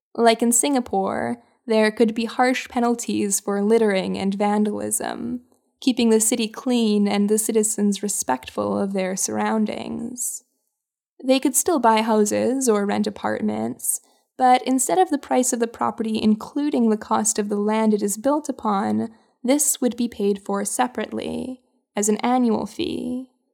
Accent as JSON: {"language": "English", "town": "Winnipeg", "region": "Manitoba", "country": "Canada", "tie": "born or raised there", "said": "my hometown of Winnipeg"}